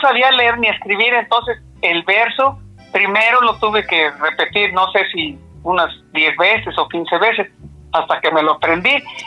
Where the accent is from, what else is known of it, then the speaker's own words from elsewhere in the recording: San Simón de Guerrero, State of Mexico, Mexico; also born or lived in Valle de Bravo / Naucalpan de Juárez; Nací en San Simón de Guerrero, Estado de México, y a mucha honra, porque no importa dónde nací, lo que importa es que soy de México